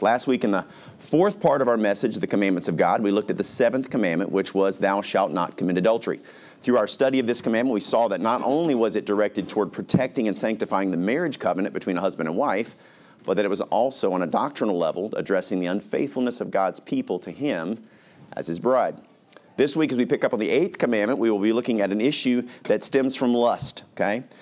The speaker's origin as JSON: {"language": "English", "region": "Alaska", "country": "United States", "tie": "born or raised there", "said": "When I was little, we grew up in Alaska"}